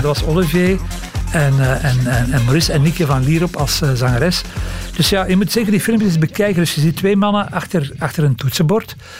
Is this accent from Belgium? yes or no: yes; Belgium; als Belgen